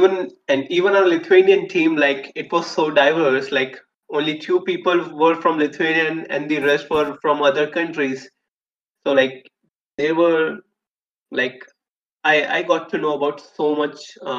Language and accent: English; India; I'm from India